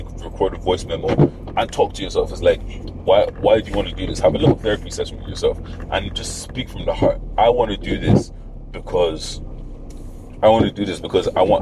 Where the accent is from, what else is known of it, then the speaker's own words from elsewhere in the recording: Ireland; also born or lived in Nigeria; being not Irish but being grown, like being raised around Irish people